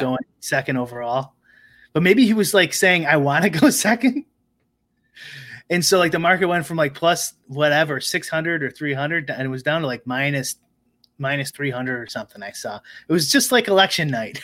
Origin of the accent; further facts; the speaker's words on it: Chicago suburbs, Illinois, United States; I didn't grow up in Chicago, I grew up in the suburbs.